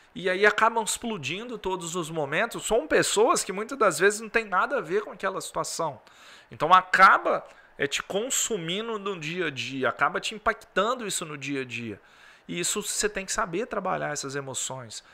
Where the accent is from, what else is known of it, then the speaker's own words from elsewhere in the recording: Governador Valadares, Minas Gerais, Brazil; Sou aqui de Valadares, uma cidade quente